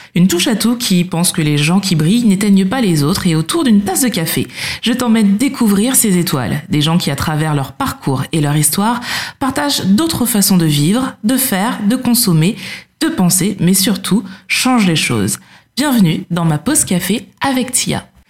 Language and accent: French; Martinique; je suis martiniquaise